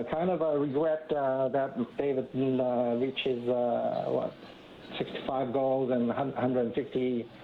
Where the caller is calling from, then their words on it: Hong Kong; I'm calling from Hong Kong.